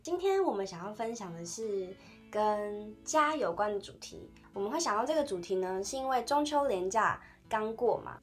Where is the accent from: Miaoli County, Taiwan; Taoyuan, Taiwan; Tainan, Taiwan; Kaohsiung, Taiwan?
Tainan, Taiwan; moved away as an adult; also born or lived in Taipei; 因为我是台南人，然后我在台北读书